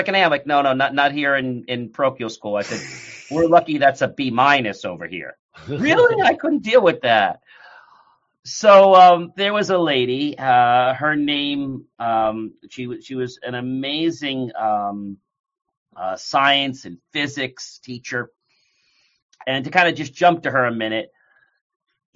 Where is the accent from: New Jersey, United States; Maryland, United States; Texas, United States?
New Jersey, United States; also born or lived in Hartford, Connecticut; I'm from New Jersey. That's where I was born.